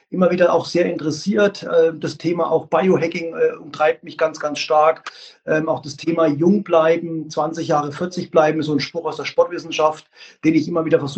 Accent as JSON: {"language": "German", "town": "Leipzig", "region": "Saxony", "country": "Germany", "said": "Also wie gesagt, ich bin ein Leipziger Junge und der AFK Leipzig stand und steht immer noch für Qualität."}